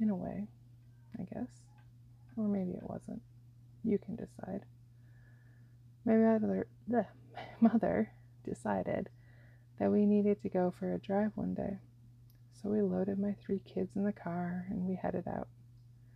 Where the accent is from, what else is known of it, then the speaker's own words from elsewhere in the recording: Iowa and Wisconsin, United States; moved away; I grew up in Iowa and Wisconsin